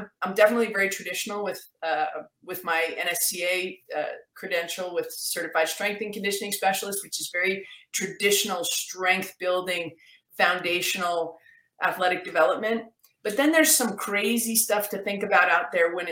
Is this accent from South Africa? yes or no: no; Canada; I'm actually Canadian